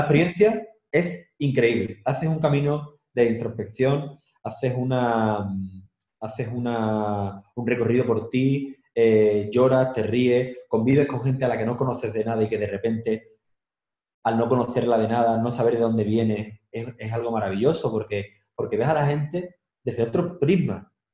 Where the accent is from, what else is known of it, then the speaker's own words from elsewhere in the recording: Andalusia, Spain; moved away as an adult; also born or lived in Madrid; now in Seville, Spain; Yo he tenido que viajar mucho para apreciar mi tierra